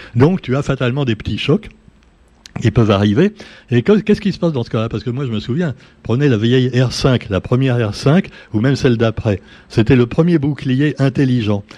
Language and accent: French; Paris, Île-de-France, France; moved away; moi-même je suis parisien de naissance